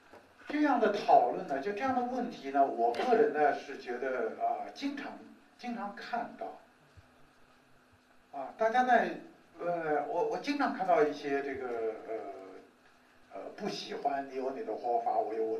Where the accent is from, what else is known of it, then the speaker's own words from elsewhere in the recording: China; 我们中国人有中国人权观